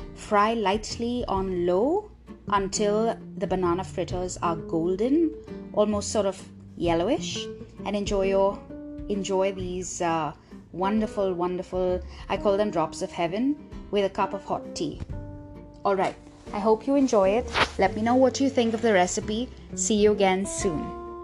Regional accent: Mumbai, Maharashtra, India; I was raised in Bombay, when people ask what my background is, I say Goan

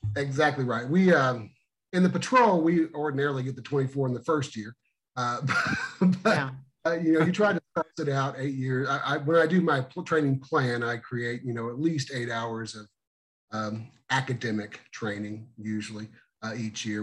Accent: Missouri, United States; my hometown of 792 people, down in the school of um, the great state of Missouri

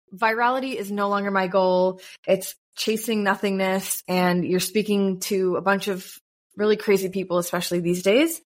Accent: United States; moved away as an adult; now in Tel Aviv, Israel; as an American in Israel

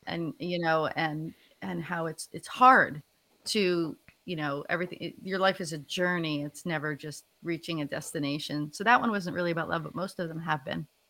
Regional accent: New Jersey, United States; moved away as an adult; also born or lived in Philadelphia area; now in Philadelphia, United States; I'm originally from North Jersey, um, actually right outside of New York City

